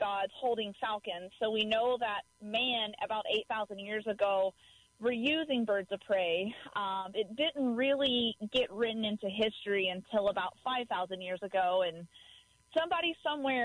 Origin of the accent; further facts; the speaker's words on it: Dallas, Texas, United States; now in Missouri, United States; I grew up in Dallas, Texas